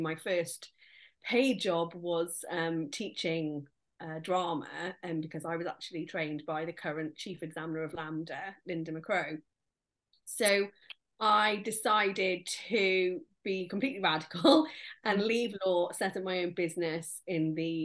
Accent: Nottingham, East Midlands, United Kingdom; moved away as an adult; now in Cardiff, United Kingdom; I'm from Nottingham myself, but I came to Cardiff University as a student

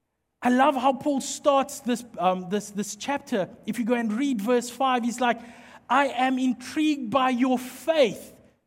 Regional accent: Mpumalanga, South Africa; Because obviously we don't have ice in South Africa or in most parts of the country. I come from Mpumalanga. It's hot and dry. So there is no ice.

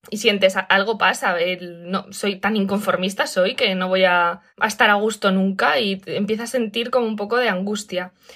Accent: Spain; moved away; me ha pillado en España, que es de donde soy

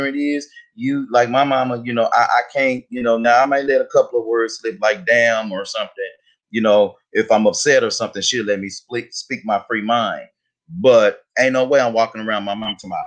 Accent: United States; we grew up in Highland Hills

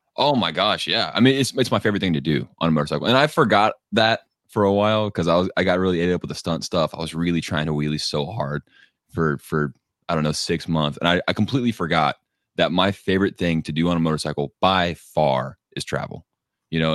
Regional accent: Texas, United States; I'm from Texas where everything is just flat and dead

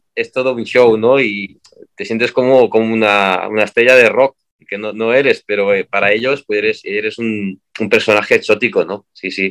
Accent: Catalonia, Spain; yo soy de Cataluña

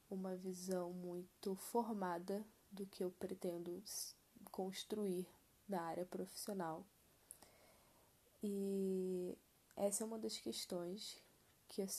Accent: Rio de Janeiro, Brazil; tenho 21 anos, nasci e cresci no Rio, especificamente na Zona Oeste

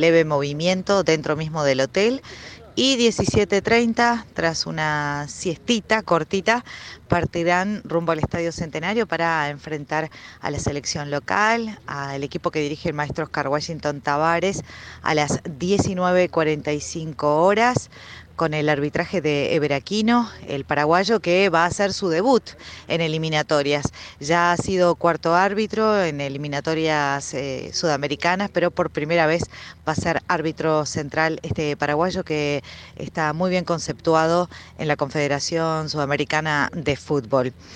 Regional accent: Uruguay; soy periodista uruguaya

